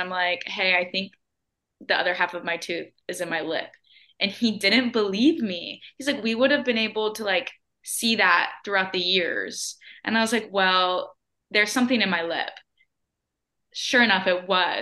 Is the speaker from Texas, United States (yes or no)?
no; Spring Hill, Tennessee, United States; moved away as an adult; also born or lived in Mississippi; now in Birmingham, United States; I'm originally from Spring Hill, Tennessee